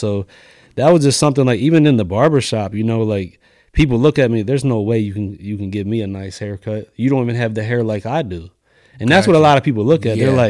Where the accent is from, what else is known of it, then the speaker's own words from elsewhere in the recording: New York, United States; born there; No, I was born in New York, so all my family's kind of in New York.